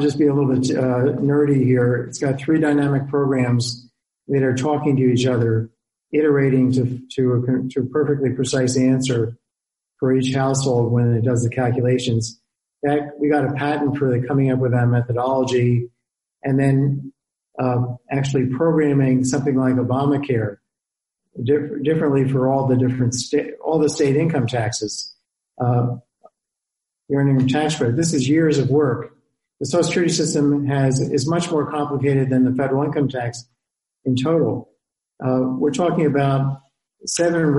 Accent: United States; as an American

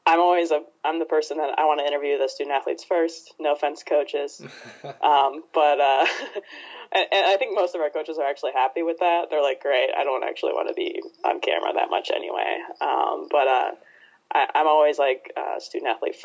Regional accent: Ohio, United States; also born or lived in Oregon; now in Chicago, United States; I'm from Ohio originally

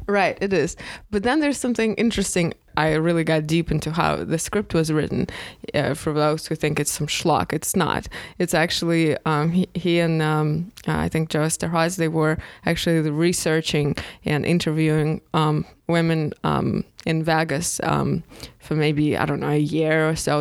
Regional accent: Russia; now in United States; I'm from Russia

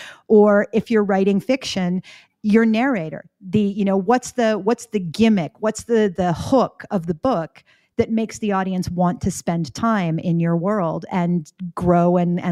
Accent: Florida, United States; accent: Canadian; also born or lived in Canada; I am a dual citizen with the US and Canada because I was born in Florida to two Canadian citizens.

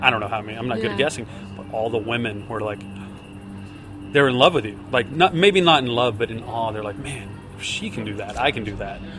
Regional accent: Shreveport, Louisiana, United States; also born or lived in Dallas, Texas; Well, I was born in Dallas, but I grew up in Shreveport, Louisiana.

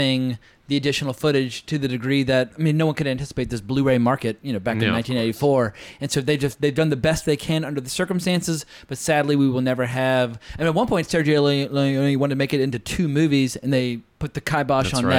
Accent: the South, Southern United States, United States; being a Southerner

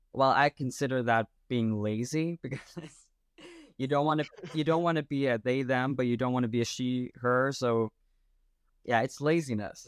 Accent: Denmark; I'm from Denmark, uh, Europe

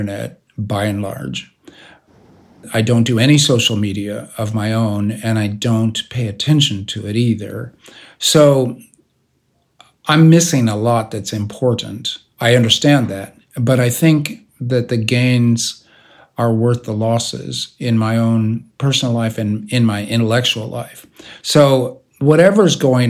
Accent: United States; I am an American science fiction writer

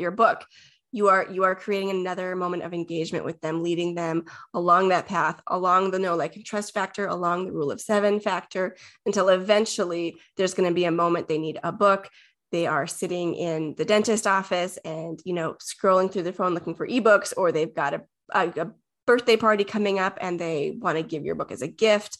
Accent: Minnesota, United States; I'm from Minnesota

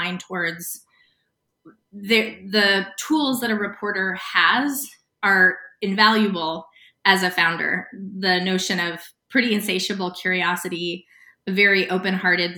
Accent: United States; also born or lived in Sedona, Arizona / Santa Fe, New Mexico; I grew up in Sedona, Arizona, and Santa Fe, New Mexico

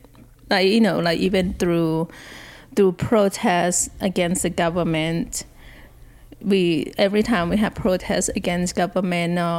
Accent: Thailand; now in United States; growing up in Thailand

